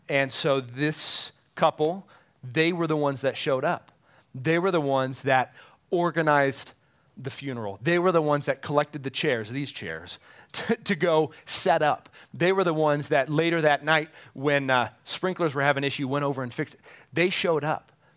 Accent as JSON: {"language": "English", "country": "United States", "said": "as American moms and dads"}